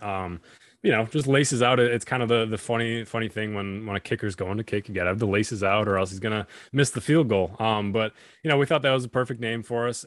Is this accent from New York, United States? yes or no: yes; Buffalo, New York, United States; my hometown Buffalo